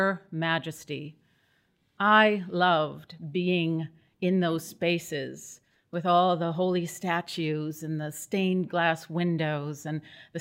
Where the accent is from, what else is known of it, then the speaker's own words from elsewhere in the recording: Midwest, United States; now in New England, United States; I was born in the Midwest and raised to be a good Catholic girl